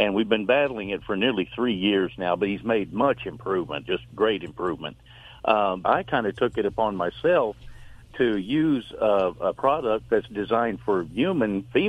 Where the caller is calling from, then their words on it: North Carolina, United States; North Carolina.